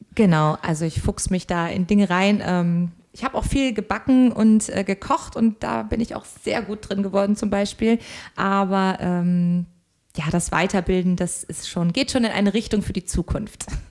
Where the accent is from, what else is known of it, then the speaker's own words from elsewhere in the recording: Koblenz, Rhineland-Palatinate, Germany; moved away as an adult; also born or lived in Hamburg; ich komme eigentlich ursprünglich aus dem schönen Rheinland, nämlich aus Koblenz. Und dort bin ich ganz beschaulich zwischen Weinbergen und Rhein und Mosel aufgewachsen